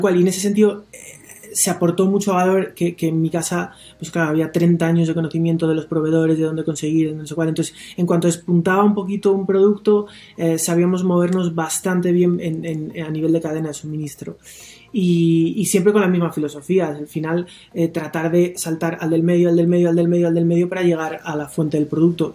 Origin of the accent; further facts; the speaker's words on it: León, Castile and León, Spain; also born or lived in Mexico; me parece que soy bastante de León